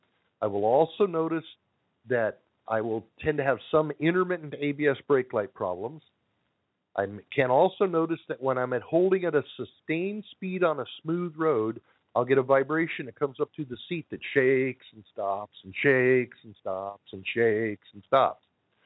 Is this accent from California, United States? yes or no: yes; Southern California, United States; 760, Southern California. Okay. That's where I grew up.